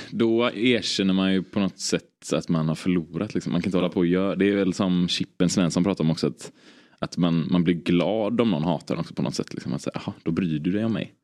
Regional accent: Stockholm, Stockholm County, Sweden; ens egen bild som stockholmare

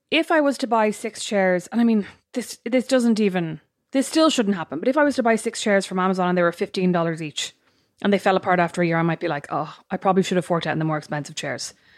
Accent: Ireland; we're Irish

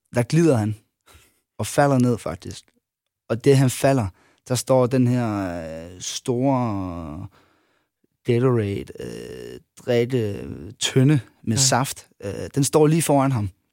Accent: Funen, Southern Denmark, Denmark; at jeg var fynbo

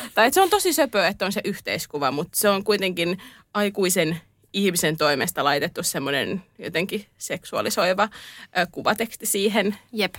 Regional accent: Turku, Southwest Finland, Finland; Olen Turusta.

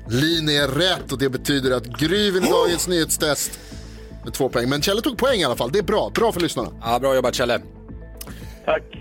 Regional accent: Sweden; accent: rikssvenska; Och det uttalas ju persien på min dialekt, rikssvenska.

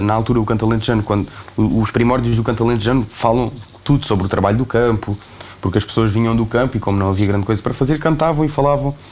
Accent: Beja, Alentejo, Portugal; moved away as an adult; now in Lisbon, Portugal; foram momentos muito felizes que eu passei aqui em Beja na, na, minha infância

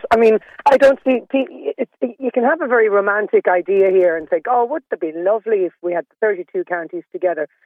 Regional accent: Ireland

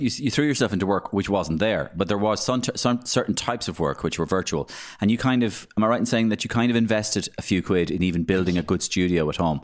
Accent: Waterford, Munster, Ireland; we're both from Waterford, So we're both blatheads

